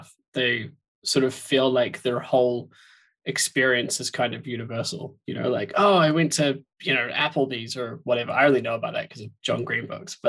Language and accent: English; New Zealand; now in Scotland; I'm from New Zealand originally